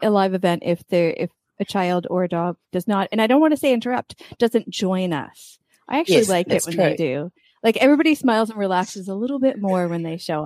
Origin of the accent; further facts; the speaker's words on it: United States; moved away as an adult; now in Valencia, Spain; I'm an American, but I've been living overseas for over 20 years.